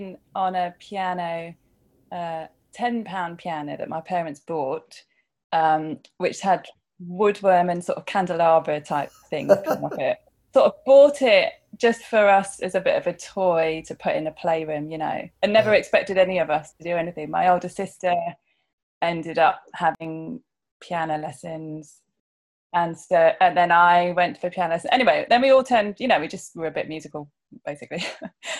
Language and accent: English; Chichester, South East England, United Kingdom; We grew up in Chichester in West Sussex